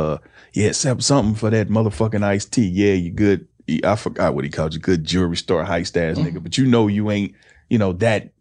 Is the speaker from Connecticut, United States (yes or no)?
no; Kansas City, Missouri, United States; now in Los Angeles, United States; Kansas City, Missouri.